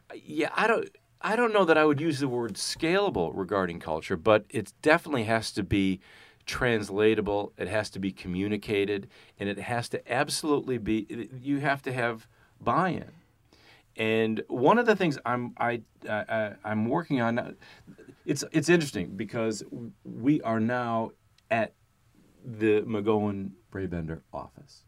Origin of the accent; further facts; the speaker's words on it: Chicago, Illinois, United States; I'm from Chicago